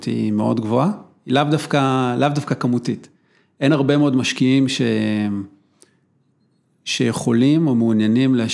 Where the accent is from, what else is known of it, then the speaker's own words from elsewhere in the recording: Israel; שאנחנו ישראלים